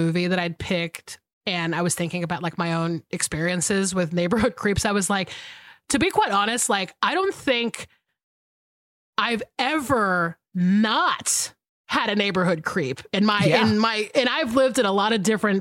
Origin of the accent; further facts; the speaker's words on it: north of Atlanta, Georgia, United States; when we were growing up in Georgia, like we lived in a very white part of town. Like we lived in a white suburb north of Atlanta